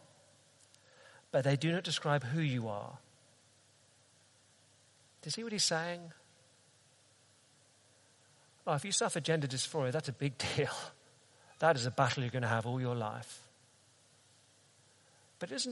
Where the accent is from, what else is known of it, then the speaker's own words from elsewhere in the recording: London, United Kingdom; I'm a Brit, and I'm a Londoner